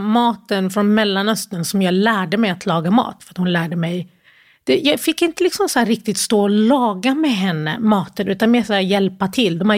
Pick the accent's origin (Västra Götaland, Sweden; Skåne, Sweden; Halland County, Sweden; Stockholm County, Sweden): Skåne, Sweden; Malmö; also born or lived in Sierra Leone / Gothenburg; Um, ja, jag har vuxit upp i Malmö, mm. men eh, vi flyttade runt ganska mycket innan vi hamnade just i Malmö.